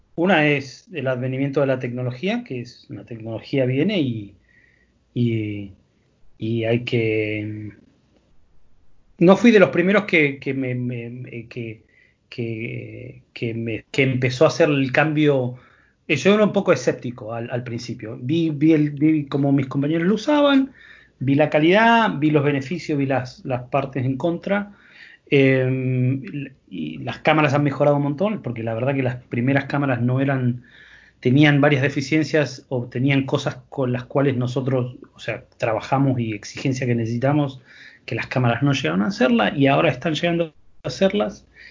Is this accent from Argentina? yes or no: yes; Argentina; moved away; yo no soy de Buenos Aires, soy del interior